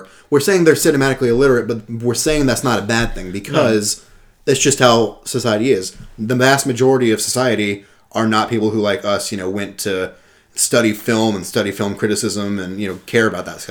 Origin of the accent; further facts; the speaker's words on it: near Disneyland in California, United States; I grew up near Disneyland in California